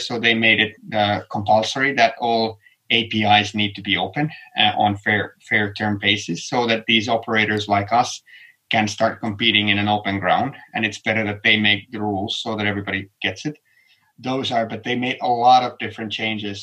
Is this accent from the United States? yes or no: no; Helsinki, Uusimaa, Finland; my hometown helsinki